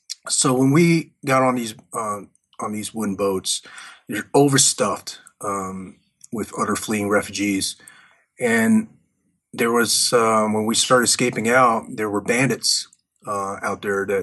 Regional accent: Fayetteville, North Carolina, United States; also born or lived in Vietnam; growing up in the United States, growing up in Fayetteville, around Fort Bragg, where you had, you know, the home of the Green Berets

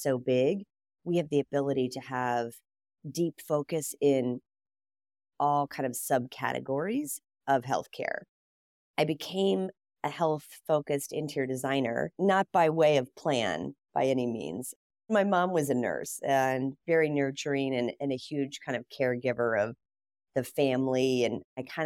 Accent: Columbus, Ohio, United States; Growing up in Columbus, Ohio, there were four or five pretty large design firms.

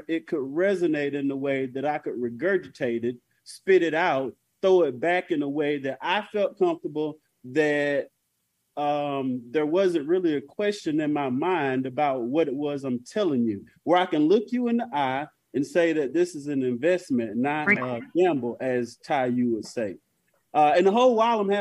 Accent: North Carolina, United States; I'm from North Carolina.

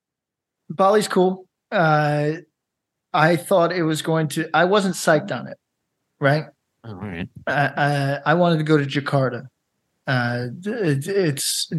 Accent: upstate New York, United States; moved away; also born or lived in Los Angeles; I'm from upstate New York

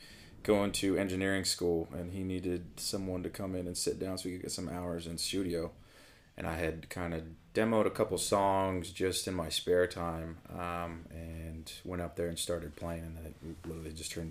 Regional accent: Reno, Nevada, United States; moved away as an adult; also born or lived in Spanish Springs, Nevada / Los Angeles, California; now in Nashville, United States; I'm actually from Reno, Nevada.

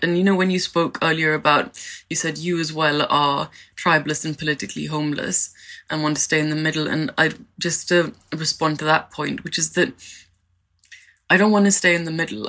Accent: India; now in London, United Kingdom; I'm an Indian immigrant

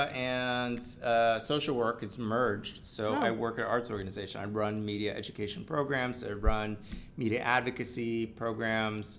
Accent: Washington, District of Columbia, United States; moved away as an adult; also born or lived in San Francisco Bay Area, California; now in New York, United States; Born in the Bay Area, but I don't claim it. Okay. I'm from Washington area.

